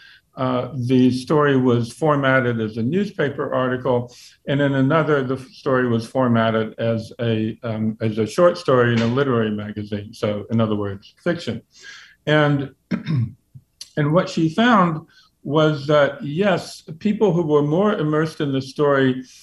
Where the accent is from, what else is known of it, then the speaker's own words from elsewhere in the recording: Virginia, United States; I grew up in Virginia